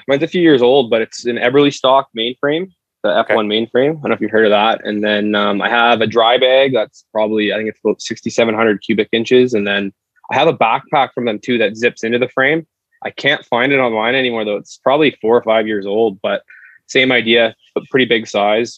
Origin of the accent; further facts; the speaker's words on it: Abbotsford, British Columbia, Canada; I grew up in Abbey